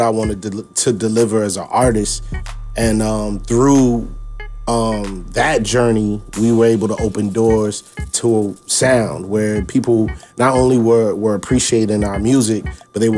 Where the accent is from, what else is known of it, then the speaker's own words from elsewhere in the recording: Richmond, Virginia, United States; also born or lived in Fayetteville, North Carolina; I'm from Richmond, Virginia, born in Fayetteville, North Carolina, but we lived in Richmond the longest